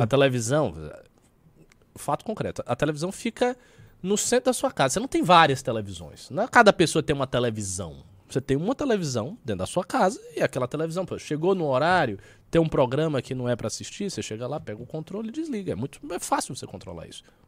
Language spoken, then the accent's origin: Portuguese; Salvador, Bahia, Brazil; now in São Paulo, Brazil; Eu venho de Salvador, pô, Salvador é uma metrópole e tal. Eu, eu já, quando eu cheguei aqui, eu já senti a diferença.